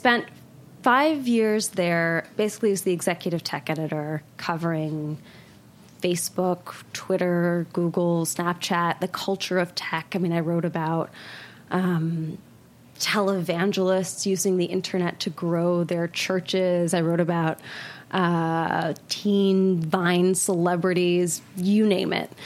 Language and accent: English; Portland, Oregon, United States; moved away as an adult; now in New York, United States; I grew up in Portland, Oregon, which was not then what it is now